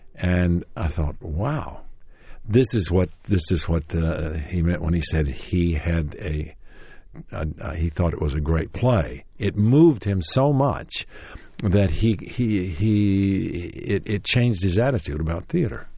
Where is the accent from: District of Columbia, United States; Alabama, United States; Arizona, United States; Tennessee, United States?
Tennessee, United States; Knoxville; moved away; Knoxville, Tennessee, my hometown